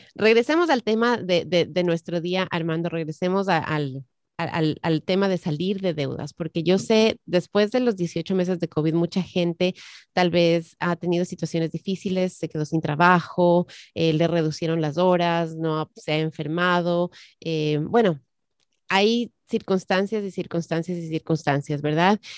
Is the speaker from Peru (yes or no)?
no; Ecuador; moved away; en mi país, el Ecuador